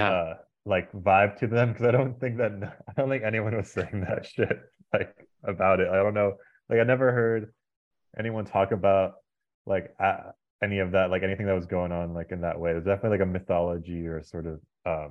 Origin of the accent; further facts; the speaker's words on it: Sonoma, California, United States; also born or lived in San Francisco; I grew up in Sonoma